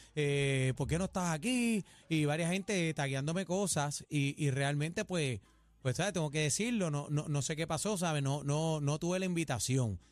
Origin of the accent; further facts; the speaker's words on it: Puerto Rico; todos somos puertorriqueños